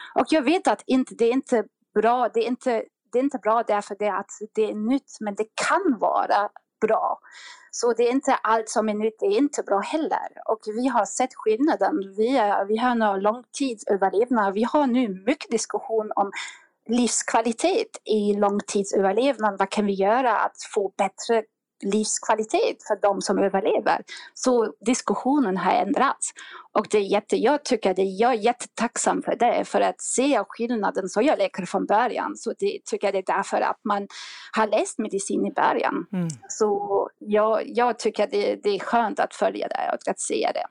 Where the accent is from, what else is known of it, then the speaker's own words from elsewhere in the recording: Germany; Swedish is a second language; moved away; jag kommer från, det, hörs faktiskt, jag, jag kommer från Tyskland och jag har bott utomlands mycket, mycket, mycket tid faktiskt.